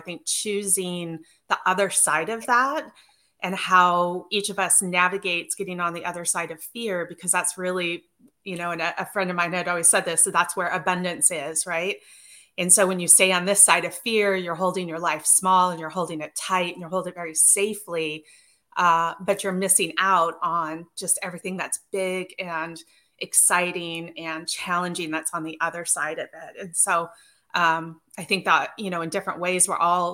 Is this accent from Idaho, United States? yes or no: yes; Northern Idaho, United States; I grew up in Northern Idaho